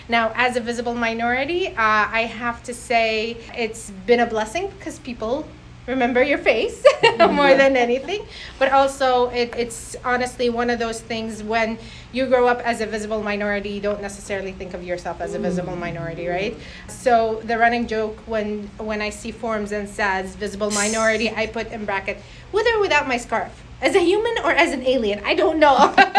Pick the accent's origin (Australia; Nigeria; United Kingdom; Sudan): Sudan; also born or lived in Iraq; now in Canada; But my parents grew up in London, and I was born in Iraq. And at the age of 3, I moved to Africa. So I did my school in Sudan, which essentially I was the only white girl.